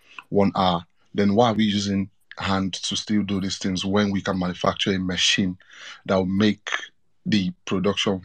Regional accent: Nigeria; now in United Kingdom; I'm talking from the Nigerian perspective

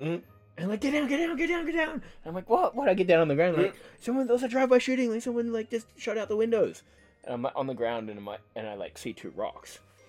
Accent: Tasmania, Australia

